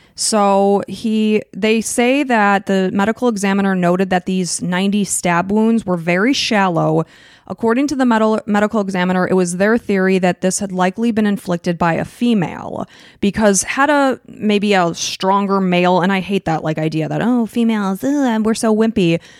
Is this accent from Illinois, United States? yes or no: yes; Chicago suburbs, Illinois, United States; We are from the Chicago suburbs